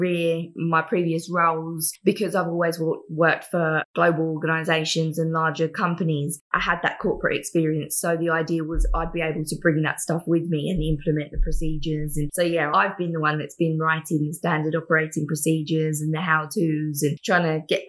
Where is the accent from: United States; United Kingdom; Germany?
United Kingdom; England; moved away as an adult; now in Gold Coast, Australia; I am originally from England and I work for Media Shark, an app development agency based on the Gold Coast. And I've lived here in Australia for nearly 10 years now